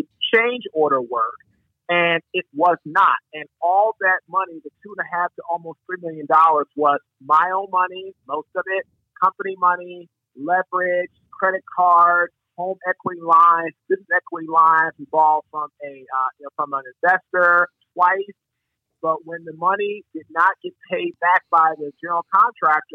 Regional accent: Washington, District of Columbia, United States; moved away as an adult; now in Raleigh, United States; I'm originally from Washington, D.C.

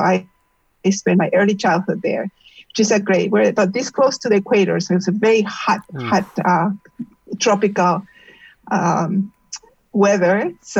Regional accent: Peru; So I grew up in Peru and I grew up kind of moving around a lot.

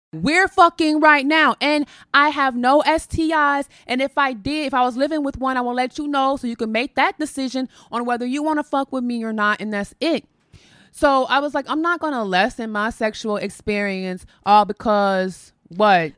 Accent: Chicago, Illinois, United States; I'm from Chicago, born and raised

